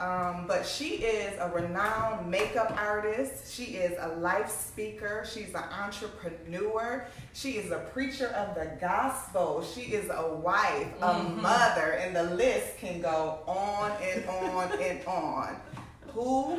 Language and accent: English; Long Island, New York, United States; So, yes, I'm originally from Long Island, New York